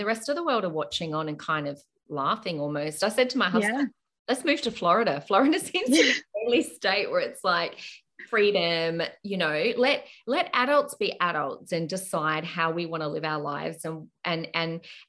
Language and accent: English; Queensland, Australia; And one of those is that as a Queenslander, you can freely move in and out of your state.